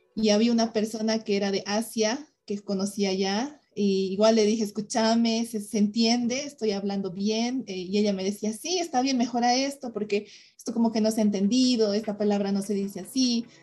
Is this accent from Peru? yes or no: no; Bolivia; yo como emprendedora boliviana